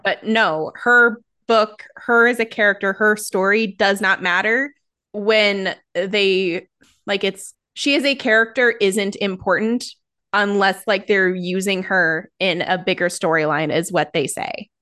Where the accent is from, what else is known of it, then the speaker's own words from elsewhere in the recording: United States; as an American